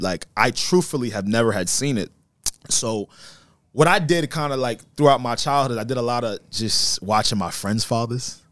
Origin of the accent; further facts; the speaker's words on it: United States; I was born here in the United States